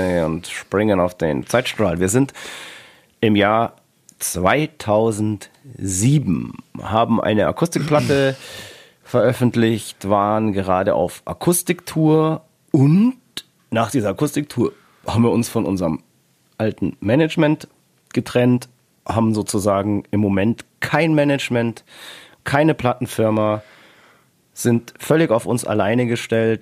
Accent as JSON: {"language": "German", "region": "Bavaria", "country": "Germany", "said": "Bei uns in Bayern"}